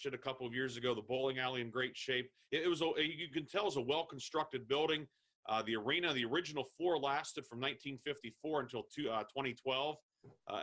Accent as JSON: {"language": "English", "town": "Grove City", "region": "Pennsylvania", "country": "United States", "tie": "born or raised there", "said": "But I grew up in Grove City. I was born in the old Grove City Hospital. Went to Grove City High School."}